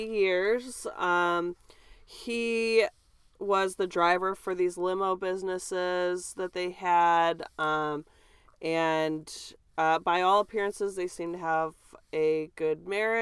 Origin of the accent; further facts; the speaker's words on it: United States; we're from America.